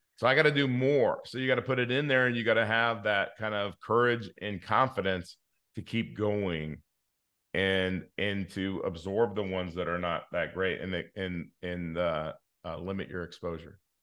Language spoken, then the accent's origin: English; Inglewood, California, United States; I grew up in Inglewood